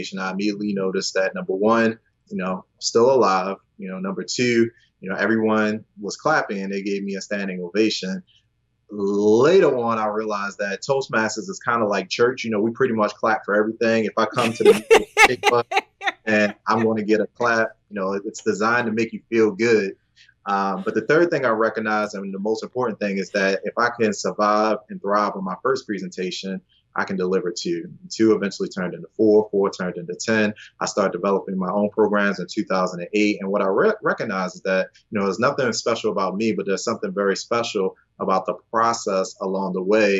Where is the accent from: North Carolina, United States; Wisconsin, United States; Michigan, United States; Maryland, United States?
Maryland, United States; Baltimore; I'm from Baltimore. I'm in Baltimore right now.